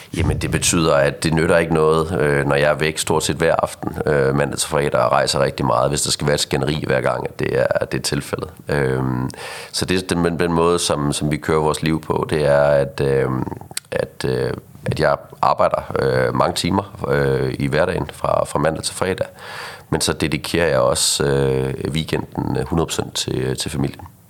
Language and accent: Danish; Aarhus, Central Denmark Region, Denmark; accent: Aarhus dialect; now in Copenhagen, Denmark; jeg flyttede til, til København i sin tid fra, fra Aarhus af, som du sikkert kan høre på min, øh, øh på min dialekt her